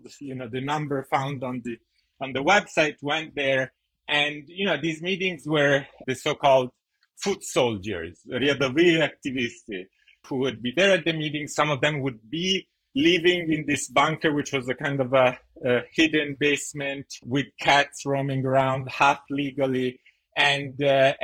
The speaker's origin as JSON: {"language": "English", "country": "Italy", "also_born_or_lived": "United States", "moved": "yes", "said": "I'm a graduate student from Yale, I'm Italian, I'm American"}